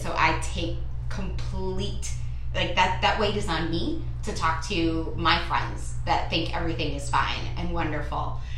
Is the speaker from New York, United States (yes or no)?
yes; New York City, New York, United States; moved away; I'm a girl from Brooklyn